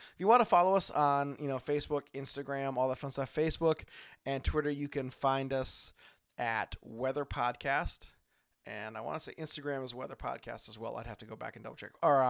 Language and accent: English; Oregon, United States; from Oregon.